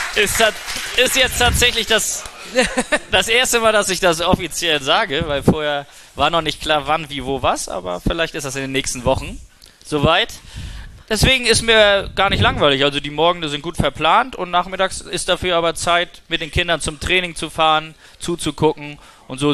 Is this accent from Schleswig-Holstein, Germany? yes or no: yes; Kiel, Schleswig-Holstein, Germany; bei uns in Kiel